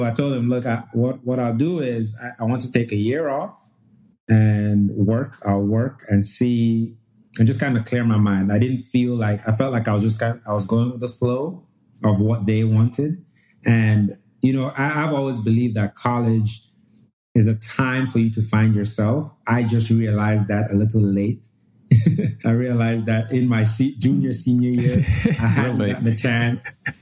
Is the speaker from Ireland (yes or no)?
no; Jamaica; moved away as an adult; also born or lived in Nigeria; now in Louisiana, United States; I was born and raised in Nigeria. We moved to Jamaica when I was young, about 9 years old. And I did the vast majority of my pre-college education there